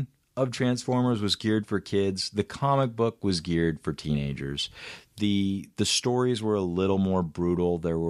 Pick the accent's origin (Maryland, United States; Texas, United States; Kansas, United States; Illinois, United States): Kansas, United States; I grew up in the Bible Belt in the center of Kansas